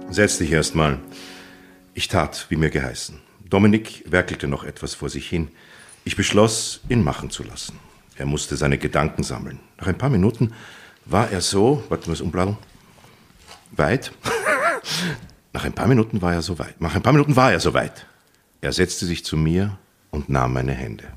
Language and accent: German; Vienna, Austria; ich bin hier geboren. Aber mein Vater kommt aus dem Iran